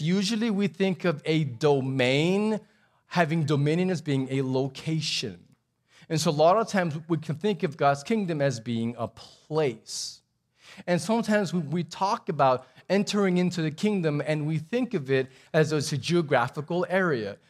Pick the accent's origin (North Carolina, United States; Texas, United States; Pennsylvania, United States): Texas, United States; also born or lived in Abu Dhabi; we're Texan